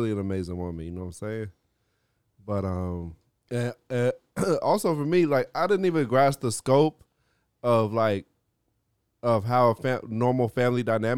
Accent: Norfolk, Virginia, United States; moved away as an adult; now in Miami, United States; I grew up in Virginia, so it would be just like a matter of like my mom driving like the 3-hour drive across the state from the coast

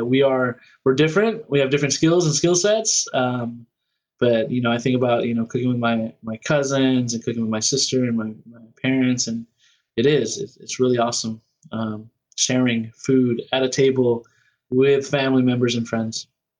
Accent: Philippines; both CC and myself, we're both Filipino. So that's a part of it.

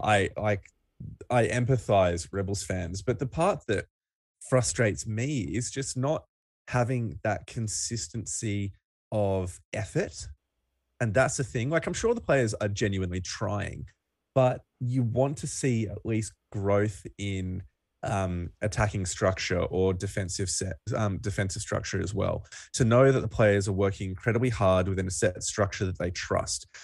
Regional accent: Australia; We're Aussie rugby fans

